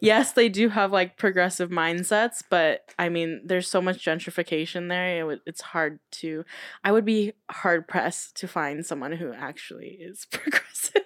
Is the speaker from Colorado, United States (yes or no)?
yes; Denver, Colorado, United States; moved away; my hometown of Denver, Colorado